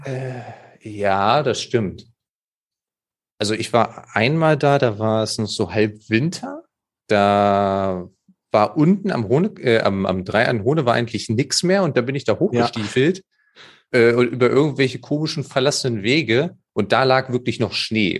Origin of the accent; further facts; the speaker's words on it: Germany; ich bin ja am, am Harzrand äh, aufgewachsen